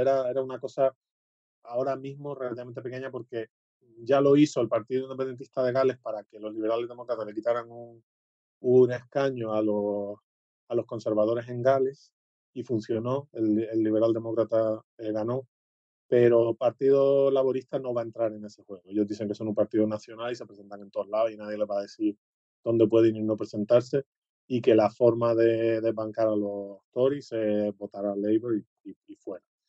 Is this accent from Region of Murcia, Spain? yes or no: no; Canary Islands, Spain; como soy canario